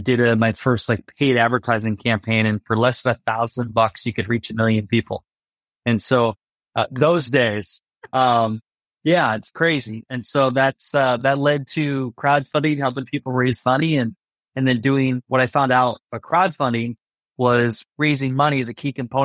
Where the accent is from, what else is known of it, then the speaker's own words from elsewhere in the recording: Iowa, United States; I grew up in Iowa, so a small town, Iowa, 700 people